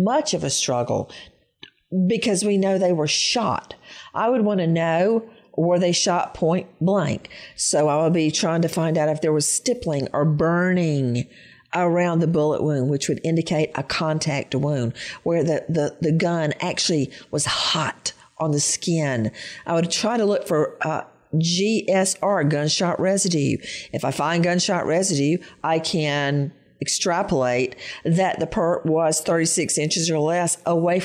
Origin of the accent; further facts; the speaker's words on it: rural Bibb County, Georgia, United States; moved away; also born or lived in New York; growing up in Georgia. I was from rural Bibb County, not even a city